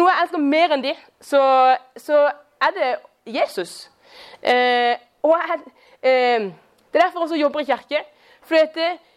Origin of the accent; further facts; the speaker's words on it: Kristiansand, Agder, Norway; jeg er fra Kristiansand. Eh, og jeg er nærmest Eller jeg vokste opp da, som nærmest nabo til Julius